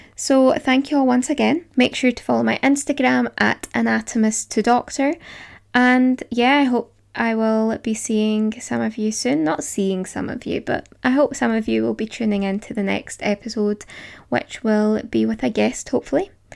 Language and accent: English; Glasgow, Scotland, United Kingdom; accent: Glasgow; studying in Glasgow, if you couldn't tell by my accent.